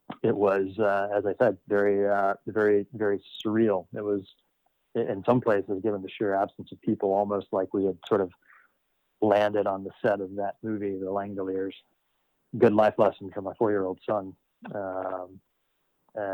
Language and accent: English; Charleston, West Virginia, United States; moved away as an adult; I grew up in Charleston, West Virginia.